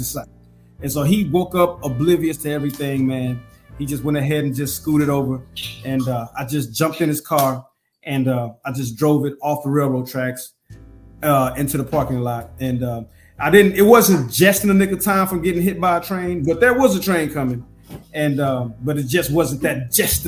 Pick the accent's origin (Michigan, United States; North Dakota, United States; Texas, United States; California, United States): Texas, United States; Houston; moved away as an adult; also born or lived in Louisiana / Anchorage, Alaska / North Carolina / Italy; I love Houston. I met my wife on the South Side. You know, I was born in Fifth Ward, you know what I'm saying? And then my mama moved us further north